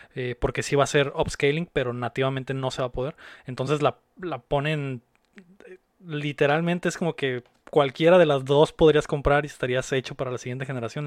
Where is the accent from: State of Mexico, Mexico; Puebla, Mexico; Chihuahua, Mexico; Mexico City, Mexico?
Mexico City, Mexico; now in Mexicali, Mexico; yo también soy de la, de la Ciudad de México, aunque vivo acá en, en Mexicali